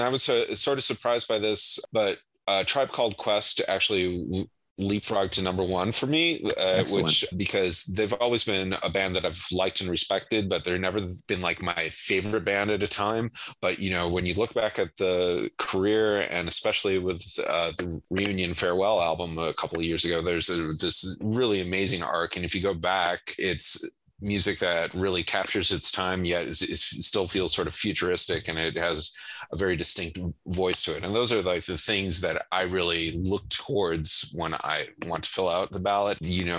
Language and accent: English; Michigan, United States; And even though I'm from Michigan, I wound up going for the New York Dolls